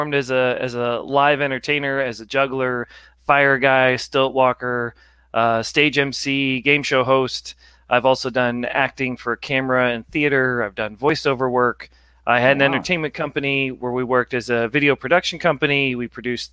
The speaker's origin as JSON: {"language": "English", "town": "Ballwin", "region": "Missouri", "country": "United States", "tie": "born or raised there", "also_born_or_lived": "New York City / Los Angeles", "moved": "as an adult", "said": "I grew up in Baldwin"}